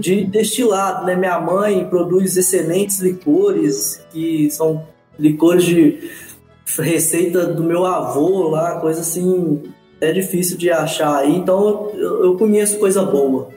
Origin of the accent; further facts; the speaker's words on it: Manhuaçu, Minas Gerais, Brazil; eu tive sorte de nascer em Manhuaçu, em Minas Gerais, que e numa terra de café, então eu na, cresci na Avenida Barão do Rio Branco, em Manhuaçu